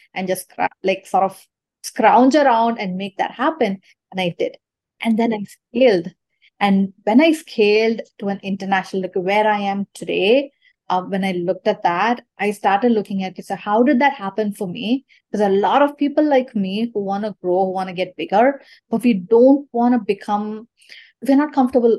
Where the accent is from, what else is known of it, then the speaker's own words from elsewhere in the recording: Chennai, Tamil Nadu, India; moved away; I'm from Chennai, India